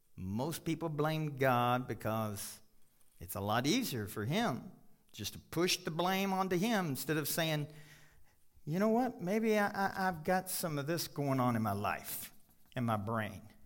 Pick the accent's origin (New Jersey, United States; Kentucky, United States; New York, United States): Kentucky, United States; now in Colorado, United States; I grew up in Kentucky.